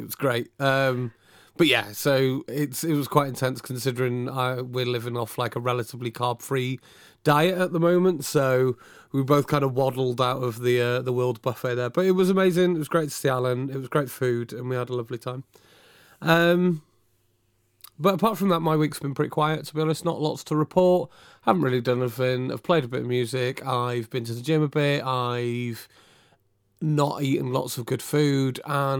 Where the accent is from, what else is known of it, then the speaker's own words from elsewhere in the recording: Abergele, Wales, United Kingdom; In a wonderful place in North Wales, which is near where I grew up in Abergele, called the Kimmel Manor.